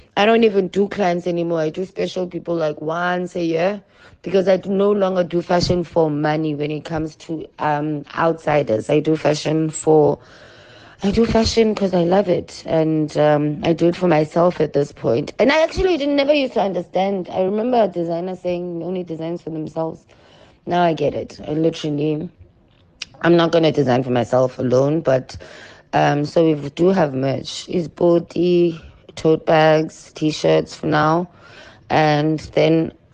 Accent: South Africa; I am a global child who is born from South Africa

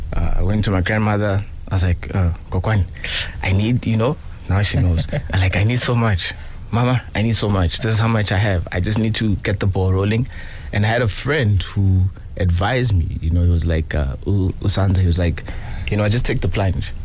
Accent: Johannesburg, Gauteng, South Africa; I'm from Johannesburg.

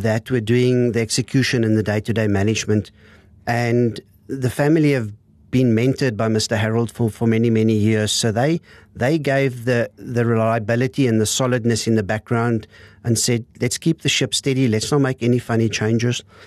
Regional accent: Windhoek, Khomas, Namibia; also born or lived in Lüderitz, Namibia / Stellenbosch, South Africa; grew up in Windhoek.

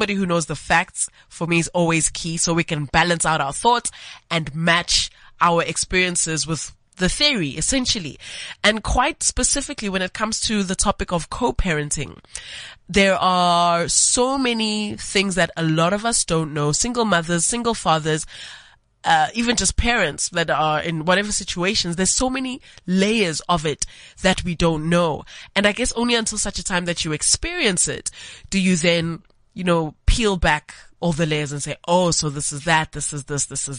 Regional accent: Johannesburg, Gauteng, South Africa; born and raised in Johannesburg, just like me.

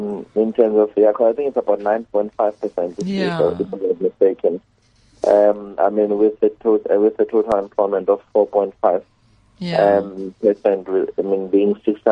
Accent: Johannesburg, Gauteng, South Africa; Whenever I go out there, I'm saying I'm from Joburg.

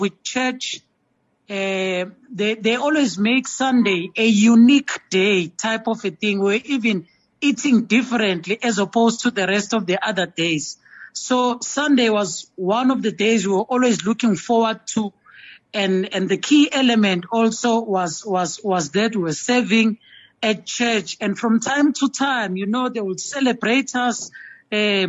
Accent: Durban, KwaZulu-Natal, South Africa; I grew up in Durban, KwaMashu

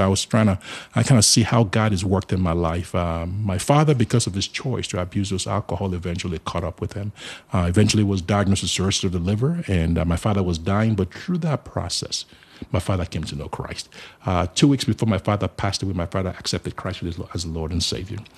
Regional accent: Nigeria; moved away as an adult; now in Charlotte, United States; I was born in Nigeria, but I live in the United States of America now.

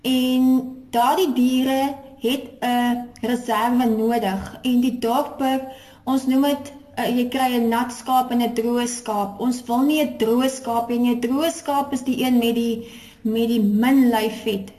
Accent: Porterville, Western Cape, South Africa; moved away as an adult; now in Free State, South Africa; ek is gebore in Portewal in die Swartland en ek het um, op 'n plaas groot geword.

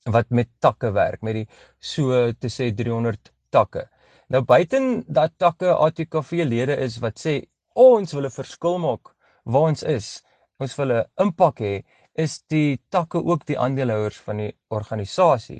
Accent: Pretoria, Gauteng, South Africa; now in Bloemfontein, South Africa; ek is eintlik oorspronklik van Pretoria af. Ek is 'n Pretoriaaner

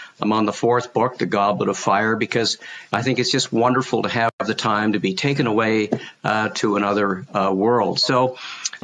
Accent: Canada; being a Canadian as I am

